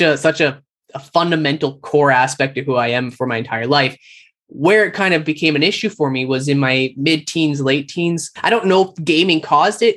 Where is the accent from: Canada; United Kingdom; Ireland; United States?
Canada; Calgary, Alberta; moved away as an adult; now in Toronto, Canada; I moved across country. I'm from Calgary. So I jumped on a plane, flew to Toronto